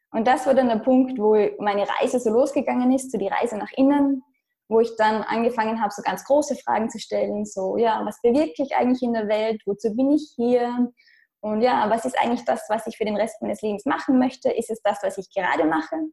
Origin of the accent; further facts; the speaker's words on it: Austria; moved away; Ich komme ursprünglich aus Österreich, was man wahrscheinlich unschwer hören kann.